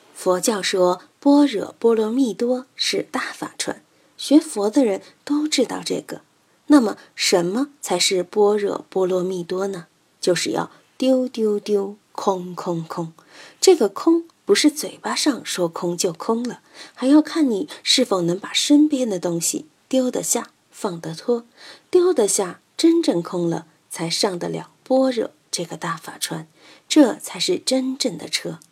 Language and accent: Chinese; China; 我们中国人把死看得很隆重， 就很麻烦